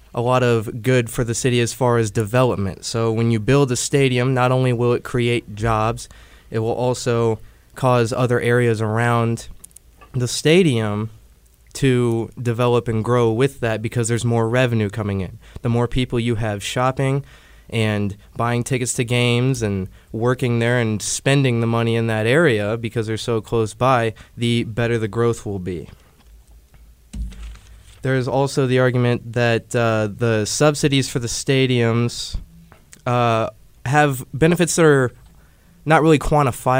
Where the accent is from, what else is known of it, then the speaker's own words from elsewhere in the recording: Liberty, Missouri, United States; I'm from Liberty, Missouri